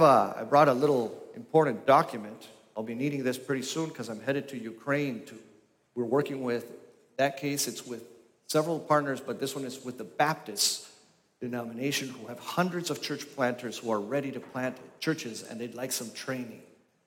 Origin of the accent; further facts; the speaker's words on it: Argentina; also born or lived in Grand Rapids, Michigan, United States; now in United States; I was born in Grand Rapids, Michigan. When I was one, we left for Costa Rica and then Argentina. And I was for 13 years in the Patagonia and in Buenos Aires.